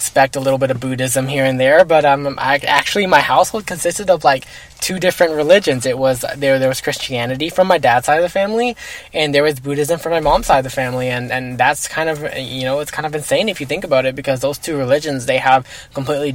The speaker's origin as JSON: {"language": "English", "town": "Fort Worth", "region": "Texas", "country": "United States", "tie": "born or raised there", "also_born_or_lived": "Bedford, Texas", "said": "I was actually born in Bedford, Texas. But I was actually raised in Fort Worth, Texas my whole life."}